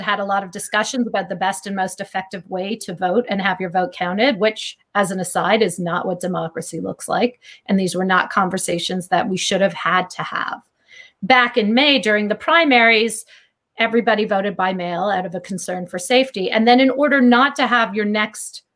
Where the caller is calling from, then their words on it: Philadelphia, Pennsylvania, United States; I'm calling from South Philadelphia